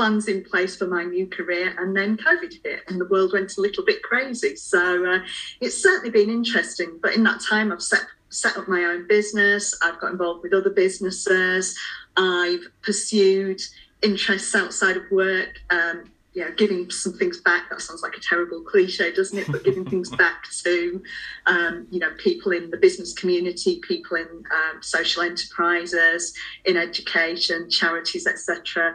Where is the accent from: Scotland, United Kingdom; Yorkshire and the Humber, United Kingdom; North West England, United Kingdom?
Yorkshire and the Humber, United Kingdom; Halifax; accent: northern; moved away as an adult; also born or lived in Oxford; I was born in Halifax in West Yorkshire. More of that later. Grew up in quite a small town